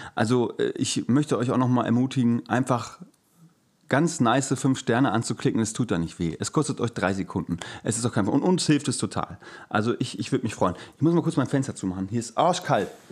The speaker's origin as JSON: {"language": "German", "town": "Gelsenkirchen", "region": "North Rhine-Westphalia", "country": "Germany", "tie": "born or raised there", "moved": "yes", "lives_now": "Hamburg, Germany", "said": "von meiner Geburtsstätte, meiner Heimat Gelsenkirchen"}